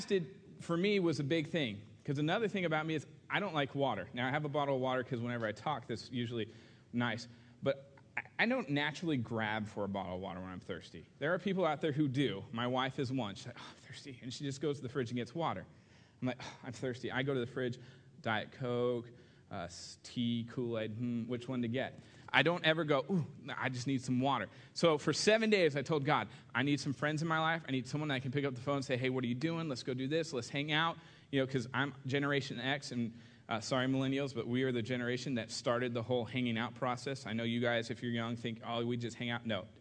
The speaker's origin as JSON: {"language": "English", "region": "Southern California", "country": "United States", "tie": "born or raised there", "moved": "as an adult", "lives_now": "Kentucky, United States", "said": "I moved from, you know, Southern California to Kentucky, of all places."}